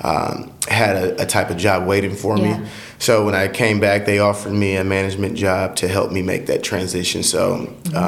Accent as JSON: {"language": "English", "town": "Marion", "region": "Illinois", "country": "United States", "tie": "born or raised there", "also_born_or_lived": "Atlanta, Georgia", "said": "In Marion, born and raised in Marion. I lived here pretty much all my life"}